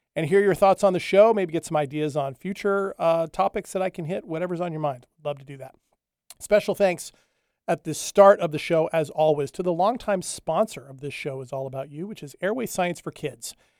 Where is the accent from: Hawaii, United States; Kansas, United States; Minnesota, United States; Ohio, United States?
Hawaii, United States; moved away; I grew up in Hawaii, or at least the early part of my life. I lived on the Big Island